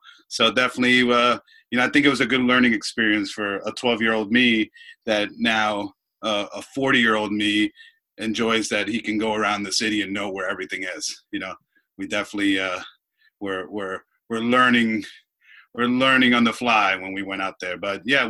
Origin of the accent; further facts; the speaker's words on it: Dominican Republic; Well, I was born in the Dominican Republic, which is obviously an island in the Caribbean.